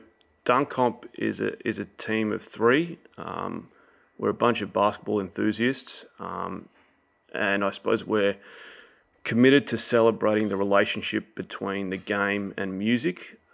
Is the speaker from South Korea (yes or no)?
no; Australia; Yes, I am. I am fully Australian.